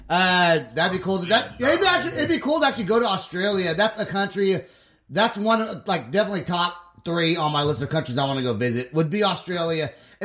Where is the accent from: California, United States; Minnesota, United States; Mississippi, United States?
California, United States; moved away as an adult; now in Oklahoma, United States; when I first moved to Oklahoma 15 years ago, at the nightclubs downtown, people were sporting mullets, and I'm from California